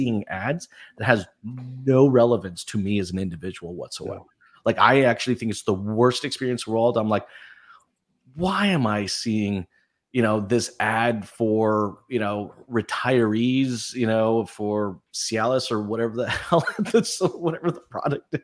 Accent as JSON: {"language": "English", "country": "Canada", "said": "I'm from Canada."}